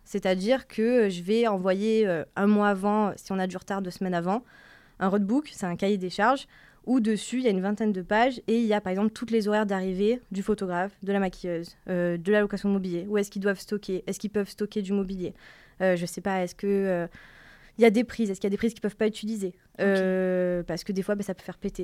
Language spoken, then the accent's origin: French; Marseille, Provence-Alpes-Côte d'Azur, France; moved away as an adult; also born or lived in Paris; je viens de Marseille